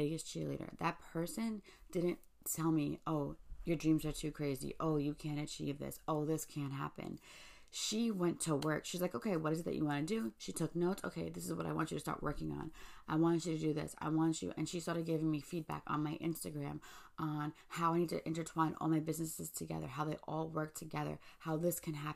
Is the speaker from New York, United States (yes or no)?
yes; New York City, New York, United States; I'm from Staten Island